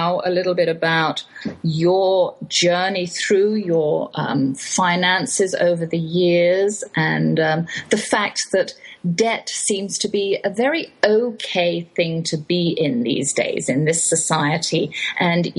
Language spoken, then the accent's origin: English; England, United Kingdom; moved away; I'm English